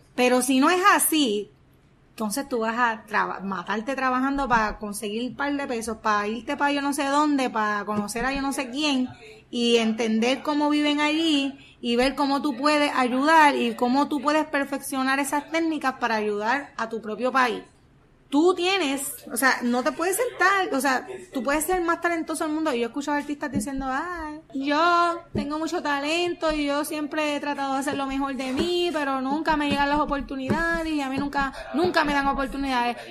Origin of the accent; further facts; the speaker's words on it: Puerto Rico; como seres humanos puertorriqueños que somos, caribeños